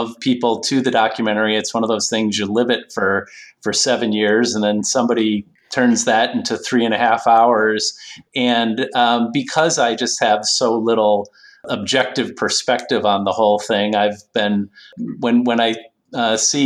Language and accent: English; Northampton, Massachusetts, United States; So I grew up in Western Massachusetts, where I continue to live. I'm actually fifth generation Northampton, Massachusetts.